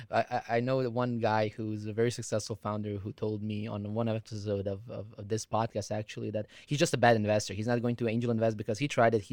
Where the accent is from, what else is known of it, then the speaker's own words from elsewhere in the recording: Croatia; I'm from Croatia. They're from Bulgaria.